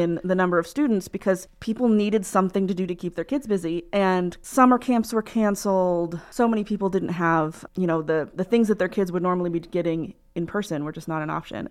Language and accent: English; Muncie, Indiana, United States; also born or lived in New Hampshire; I'm from here, um, in Muncie. uh, Indiana